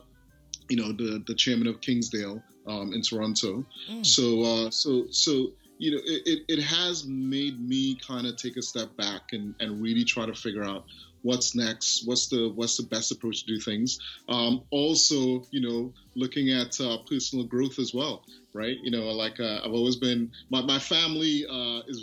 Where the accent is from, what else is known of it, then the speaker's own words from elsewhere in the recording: Trinidad & Tobago; moved away as an adult; also born or lived in London, United Kingdom; now in Canada; I grew up in Trinidad and went to London later on in life in terms of university, met my wife there